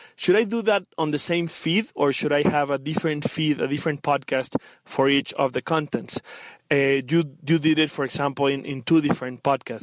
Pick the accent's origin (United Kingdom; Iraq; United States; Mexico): Mexico; I am from Mexico